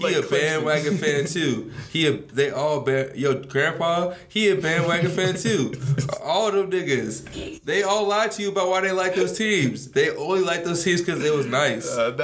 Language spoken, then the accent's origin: English; Charlotte, North Carolina, United States; I'm really from here